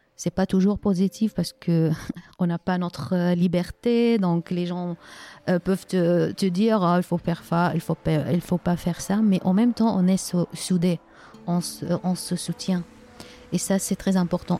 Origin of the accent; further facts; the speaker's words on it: Aleppo, Aleppo Governorate, Syria; French is a second language; moved away as an adult; Je suis née à Alep et nous en Syrie, euh, on, euh, on ne déménage pas. on, on, est né dans une ville, on grandit dans une ville et on, fait nos études, euh, on travaille. Donc, c'était la ville où j'ai, habité, on peut dire, 45 ans dans la même ville.